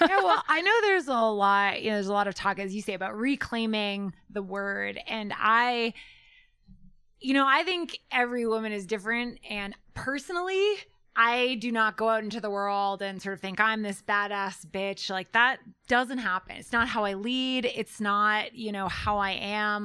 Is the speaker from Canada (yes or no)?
yes; Canada; also born or lived in Denver, Colorado; I'm Canadian